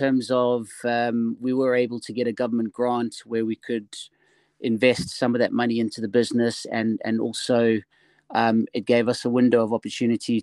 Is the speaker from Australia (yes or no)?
no; South Africa; moved away as an adult; I'm originally, if you haven't heard in the accent, I'm originally from South Africa.